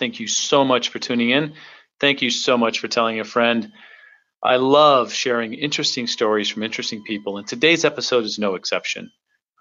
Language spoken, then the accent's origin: English; Southern California, United States; I'm a Southern California kid